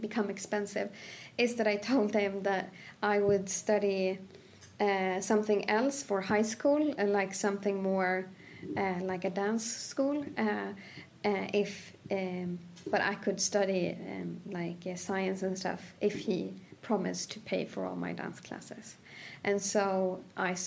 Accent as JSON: {"language": "English", "area": "a village outside of Sandviken", "region": "Gävleborg County", "country": "Sweden", "tie": "born or raised there", "also_born_or_lived": "Cairo, Egypt", "said": "I was born and raised in a village outside of Sandviken, which is 2 hours"}